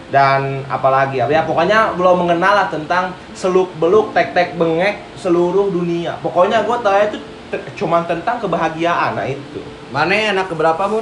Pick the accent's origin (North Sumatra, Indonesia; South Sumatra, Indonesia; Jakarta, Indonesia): Jakarta, Indonesia; also born or lived in Sumedang; gue orang Sumedang tapi gue gede di Jakarta gitu